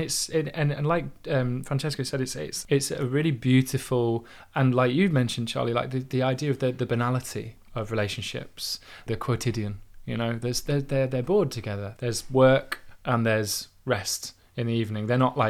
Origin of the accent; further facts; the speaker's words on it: Yorkshire and the Humber, United Kingdom; I've heard this conversation 1,000 times, like, you know, just growing up in Yorkshire, this like just this absolute and utter like point blank ignorance.